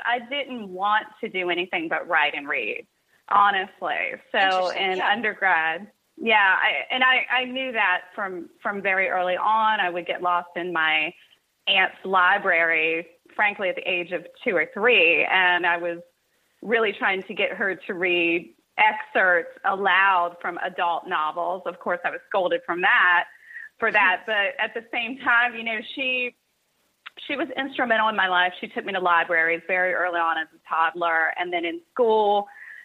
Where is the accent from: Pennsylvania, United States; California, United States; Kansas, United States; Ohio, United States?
Ohio, United States; Cincinnati; born or raised there; also born or lived in Kentucky